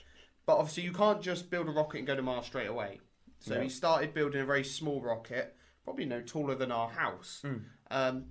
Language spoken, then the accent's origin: English; England, United Kingdom; I'm English